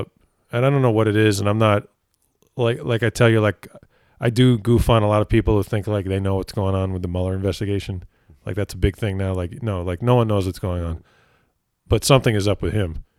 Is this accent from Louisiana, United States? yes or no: no; New Jersey, United States; my home state of New Jersey.